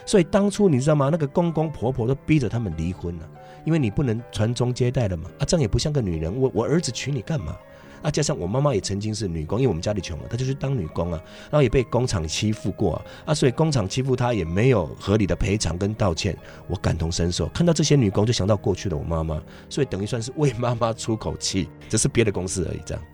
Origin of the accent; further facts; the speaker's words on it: Shalu, Taichung, Taiwan; 我小时候在外婆家长大，我是出生在台中县沙鹿镇